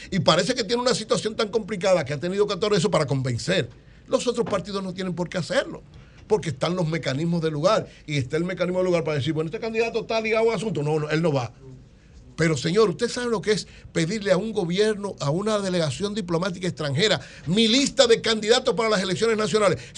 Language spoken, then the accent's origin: Spanish; San Francisco Macorís, Duarte, Dominican Republic; Yo soy de San Francisco Macorís, criaba en los minas.